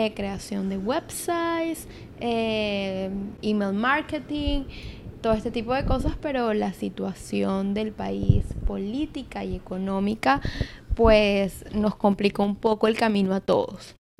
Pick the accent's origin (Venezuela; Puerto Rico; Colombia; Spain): Venezuela; Caracas, Capital District; moved away as an adult; now in New York, United States; yo soy de Venezuela, nací en Caracas, que eres la capital